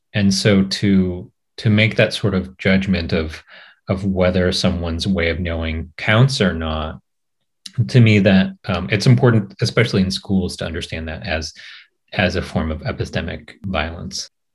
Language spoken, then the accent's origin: English; Portland, Oregon, United States; moved away as an adult; also born or lived in New York City; now in California, United States; I'm Japanese American, um, grew up in Portland, Oregon